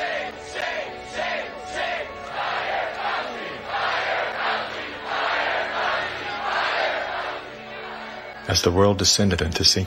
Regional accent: California, United States; I was raised in California by a single mom who did her best to care for four children on her own

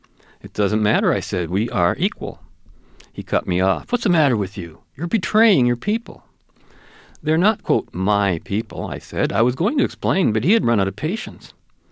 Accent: Kelowna, British Columbia, Canada; Because I'm Canadian, I replied. But what about your people? Where are you from? I'm from Kelowna, B.C.

